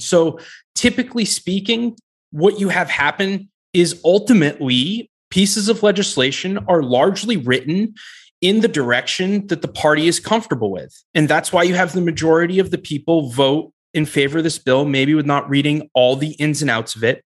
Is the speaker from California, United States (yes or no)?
no; New Hampshire, United States; I grew up in New Hampshire, and that's a purple state.